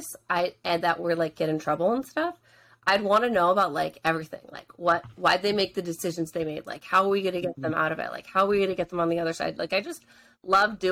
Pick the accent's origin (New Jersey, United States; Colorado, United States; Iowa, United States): New Jersey, United States; also born or lived in Pittsburgh; I grew up in North Jersey